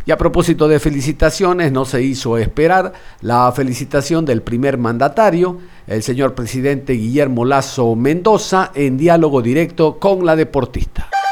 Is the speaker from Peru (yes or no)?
no; Ecuador; todos los ecuatorianos